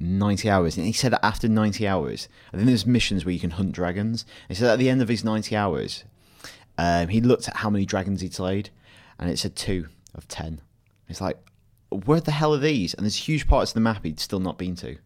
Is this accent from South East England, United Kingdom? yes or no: no; Blackburn, North West England, United Kingdom; born or raised there